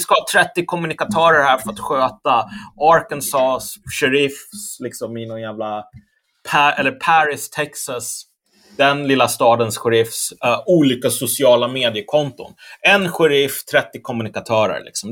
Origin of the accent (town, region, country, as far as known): Sweden